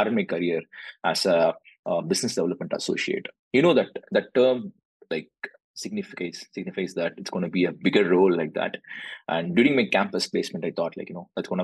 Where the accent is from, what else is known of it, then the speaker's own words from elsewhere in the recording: Chennai, Tamil Nadu, India; moved away as an adult; also born or lived in Tanjore, India; now in Dallas, United States; I'm coming from southern part of India. So I'm coming from Tamil Nadu, so basically in Chennai.